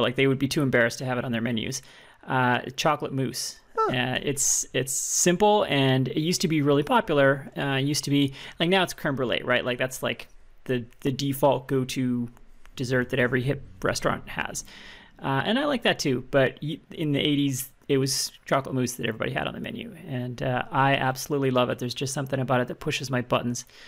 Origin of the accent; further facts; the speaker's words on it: Alberta, Canada; I'm from Alberta and uh, we we take our steak seriously there